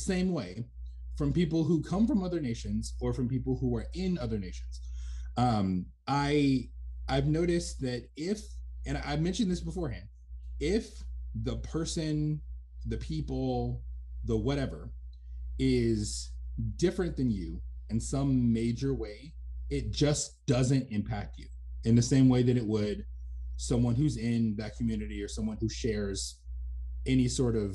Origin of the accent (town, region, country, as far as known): United States